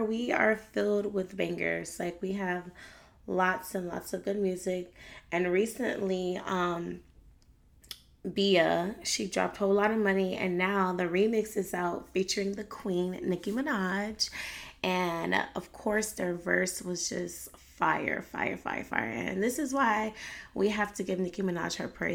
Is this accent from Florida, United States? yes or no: yes; Miami, Florida, United States; my hometown, Miami